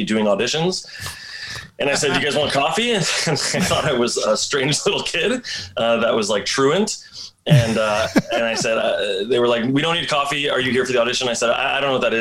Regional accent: Vaughan, Ontario, Canada; moved away as an adult; also born or lived in Toronto; now in Vancouver, Canada; I grew up outside of Toronto in a place called Thornhill Vaughan

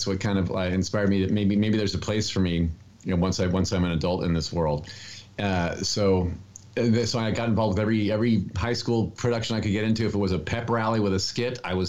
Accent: Indianapolis, Indiana, United States; Indianapolis, Indiana. I'm the youngest of four boys

